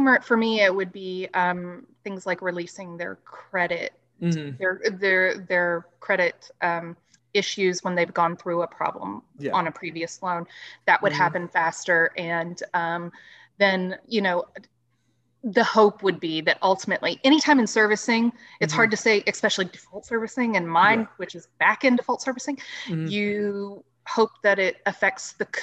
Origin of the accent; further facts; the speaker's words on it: West Virginia, United States; growing up in West Virginia, not necessarily the rural parts